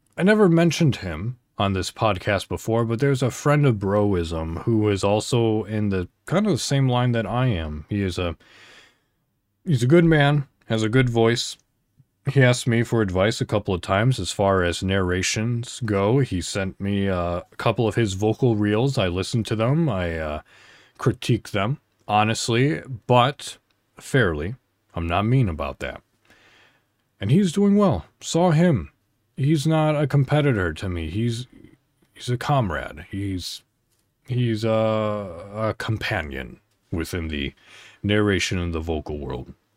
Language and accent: English; Illinois, United States; moved away as an adult; now in Indiana, United States; I'm an American. I live in Indiana. So, I celebrate Thanksgiving. So, I drove to my hometown in Illinois